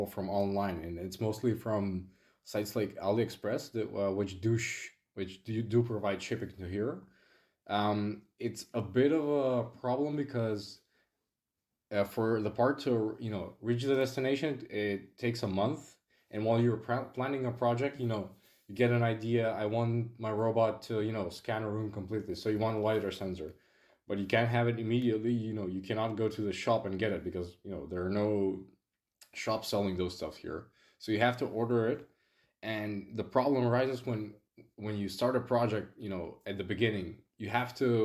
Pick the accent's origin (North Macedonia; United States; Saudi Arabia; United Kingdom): North Macedonia; from Macedonia